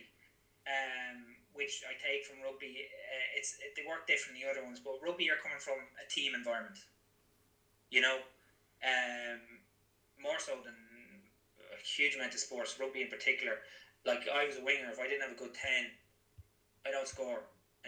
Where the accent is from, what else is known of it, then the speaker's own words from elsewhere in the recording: Drogheda, Leinster, Ireland; also born or lived in Gloucester, England; I'm from Drogheda, just outside Drogheda.